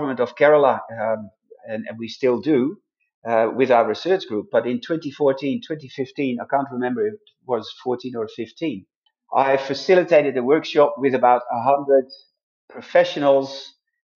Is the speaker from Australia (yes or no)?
no; Netherlands; moved away; my home country, where I originally came from, the Netherlands